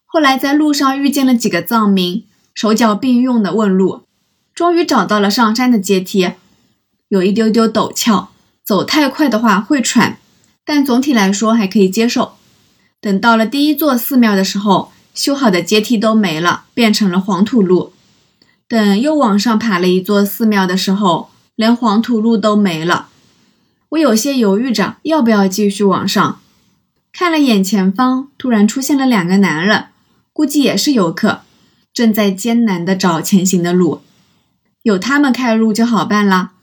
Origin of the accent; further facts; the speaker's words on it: Zhejiang, China; 听说我是从浙江来的